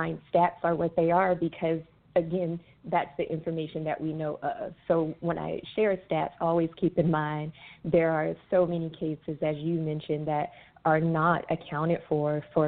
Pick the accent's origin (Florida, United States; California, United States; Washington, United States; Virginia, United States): California, United States; Northern; moved away as an adult; now in Suwanee, United States; I am originally a Cali girl, born and raised in California, in Northern California